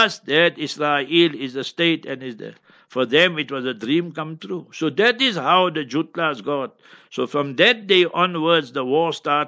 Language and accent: English; Heidelberg, Gauteng, South Africa; my hometown, Heidelberg